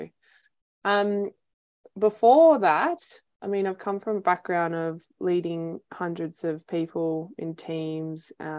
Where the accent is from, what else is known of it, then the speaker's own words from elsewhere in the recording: Melbourne, Victoria, Australia; moved away as an adult; now in Sunshine Coast, Australia; I'm originally from Melbourne